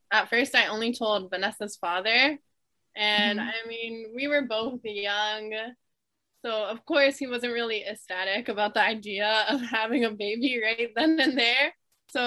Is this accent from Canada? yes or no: yes; Toronto, Ontario, Canada; I'm from Toronto, Ontario, which is a very popular city in Canada